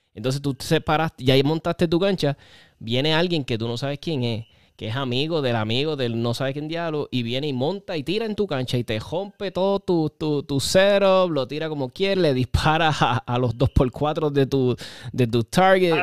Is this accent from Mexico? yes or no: no; Puerto Rico; nosotros, los boricuas